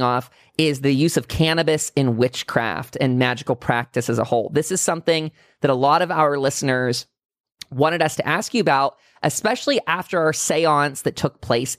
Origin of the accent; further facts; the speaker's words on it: Pennsylvania, United States; also born or lived in California; Born and raised in Pennsylvania